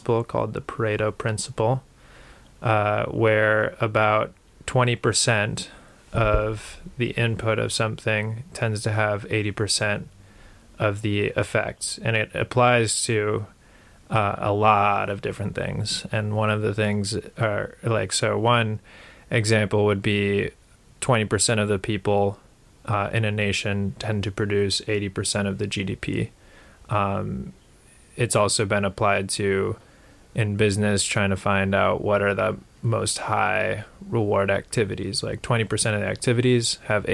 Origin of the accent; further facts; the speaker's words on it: Minnesota, United States; we are from Minnesota and live in Minnesota